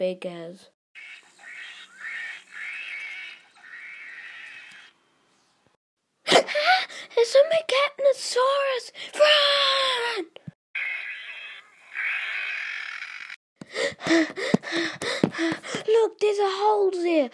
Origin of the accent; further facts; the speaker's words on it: New Zealand; I'm from New Zealand